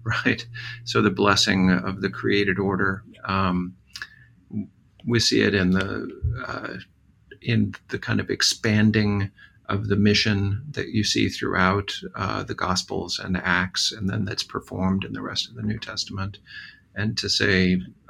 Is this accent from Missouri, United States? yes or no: yes; Southwest Missouri, United States; growing up in Southwest Missouri